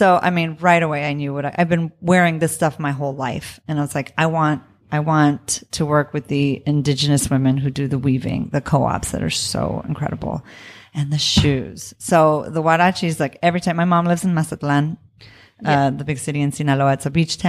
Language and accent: English; Southwest, United States; he's from California. I'm from the Southwest, but it was like kind of coming home.